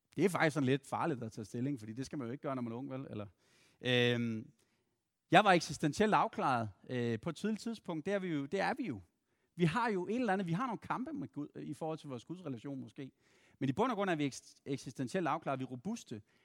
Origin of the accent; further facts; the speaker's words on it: Randers, Central Denmark Region, Denmark; moved away; Og så er jeg fra Randers oprindeligt